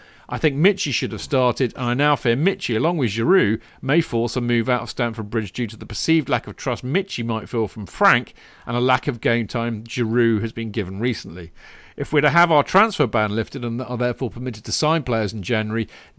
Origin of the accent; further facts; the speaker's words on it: St. John's, Newfoundland and Labrador, Canada; I grew up in St. John's, Newfoundland, which is the island directly across the Atlantic Ocean from the UK, but with much, much worse weather.